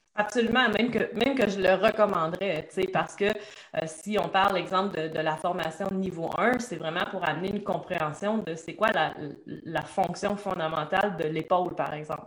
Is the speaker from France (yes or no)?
no; Trois-Rivières, Quebec, Canada; je suis une petite fille de Trois-Rivières